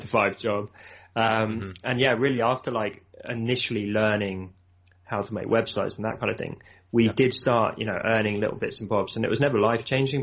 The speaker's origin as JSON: {"language": "English", "area": "Surrey", "region": "South East England", "country": "United Kingdom", "said": "I'm from south of London, so kind of Surrey area"}